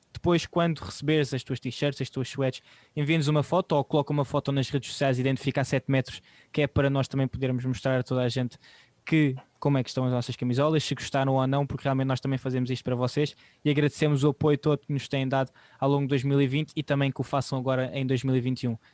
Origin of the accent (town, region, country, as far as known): Portugal